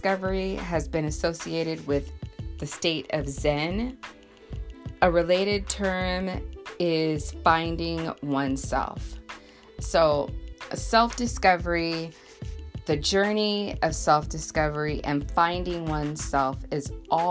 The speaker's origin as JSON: {"language": "English", "region": "Southern California", "country": "United States", "tie": "born or raised there", "said": "I'm born and raised in Southern California"}